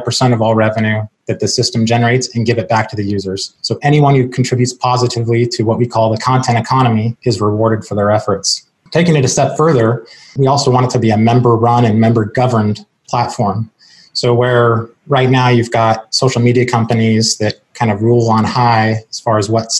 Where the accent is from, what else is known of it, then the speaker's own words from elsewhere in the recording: Seattle, Washington, United States; moved away as an adult; now in Charleston, United States; I'm originally from Seattle, born and raised.